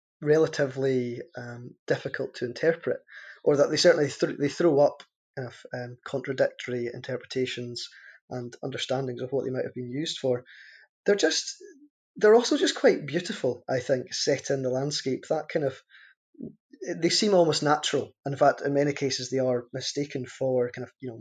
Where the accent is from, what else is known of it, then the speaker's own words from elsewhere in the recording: Caithness, Scotland, United Kingdom; my identity as someone from Caithness and as someone from Scotland